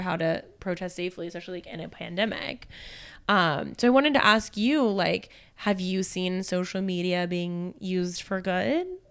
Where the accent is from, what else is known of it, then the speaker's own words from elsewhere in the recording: Alabama, United States; I'm from Alabama